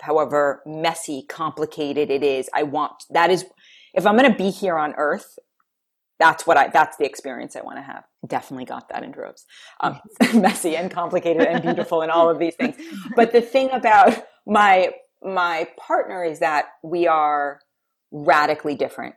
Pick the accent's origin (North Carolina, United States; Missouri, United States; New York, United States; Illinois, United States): New York, United States; New York City; moved away; I grew up in New York City.